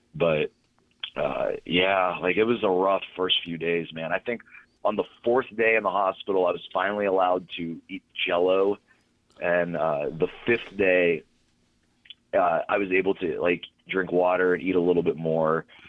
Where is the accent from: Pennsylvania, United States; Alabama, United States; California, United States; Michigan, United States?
Pennsylvania, United States; Pittsburgh; right here, Pittsburgh